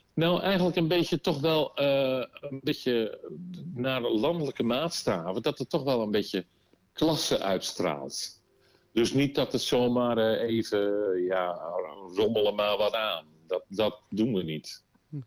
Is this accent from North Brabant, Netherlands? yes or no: no; Volendam, North Holland, Netherlands; Ik kom uit Volendam